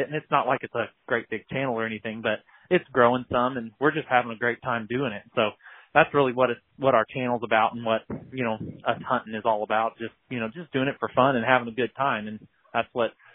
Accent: Missouri, United States; I'm from Missouri. That's where I live in Southwest Missouri, kind of around Springfield

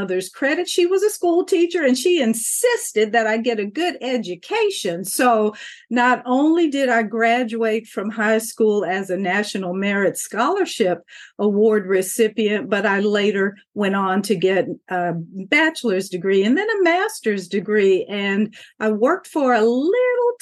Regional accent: Kentucky, United States; as a child, I grew up in the Commonwealth of Kentucky

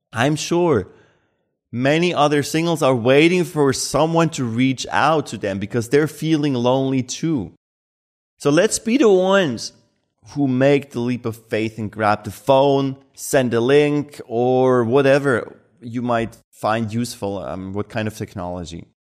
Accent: Switzerland; born or raised there

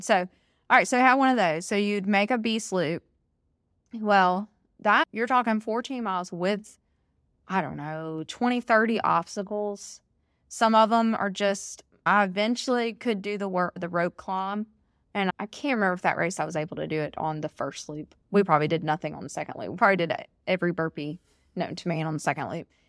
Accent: Alabama, United States; I'm born and raised in Alabama

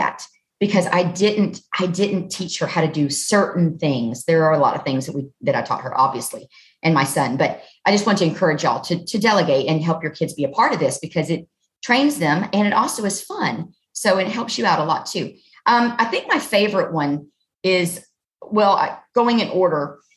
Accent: Southern Alabama, United States; I'm from Southern Alabama

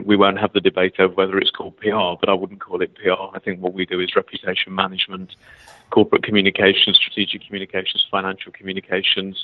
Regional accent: United Kingdom

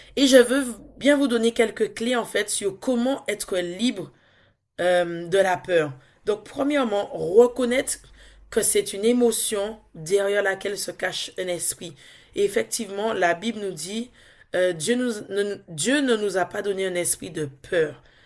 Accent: Dominica; now in France; Je suis dominicaise, donc je viens de l'île de la Dominique.

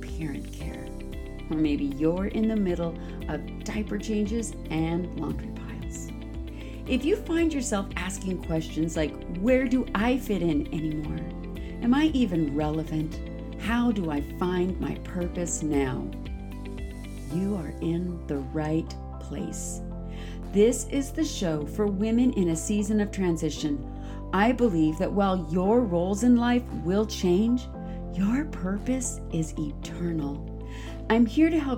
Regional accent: Washington, United States; moved away; my home state of Washington

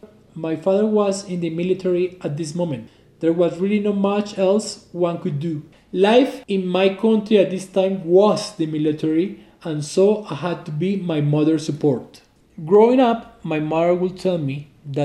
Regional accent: Jinotega, Nicaragua; born there; I'm 42 years old and I was born on El Volcán Yali in Nicaragua. I'm from the coffee growing family.

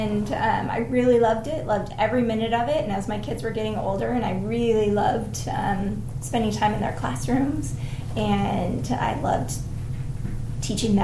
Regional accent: Issaquah, Washington, United States; also born or lived in Utah; I grew up in Issaquah, so not too far from here.

